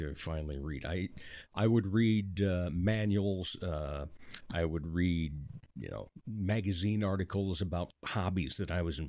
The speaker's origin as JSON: {"language": "English", "town": "Rock Rapids", "region": "Iowa", "country": "United States", "tie": "born or raised there", "moved": "yes", "said": "I grew up down in Rock Rapids."}